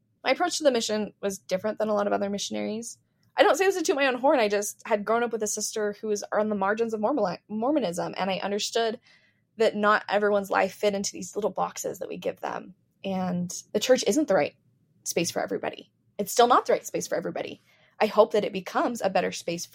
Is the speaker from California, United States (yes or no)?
no; Medford, Oregon, United States; moved away; also born or lived in Utah; I grew up in Medford, Oregon